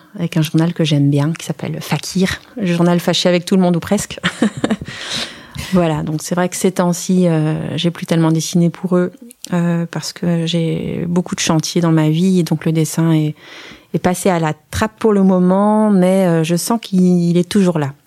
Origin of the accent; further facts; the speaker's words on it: Strasbourg, Grand Est, France; moved away as an adult; also born or lived in Forbach, Lorraine / Brussels, Belgium; now in Jassogne, Belgium; j'ai, donc j'ai, grandi euh, à Strasbourg avec une période